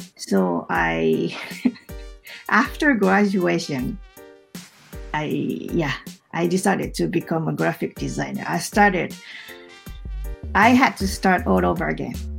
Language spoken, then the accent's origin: English; Mie, Japan; English is a second language; moved away as an adult; also born or lived in Tokyo; I moved back to my hometown in 2012